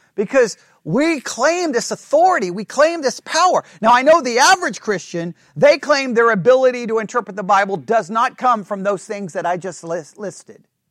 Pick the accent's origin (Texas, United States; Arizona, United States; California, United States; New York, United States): Texas, United States; I'm being from Texas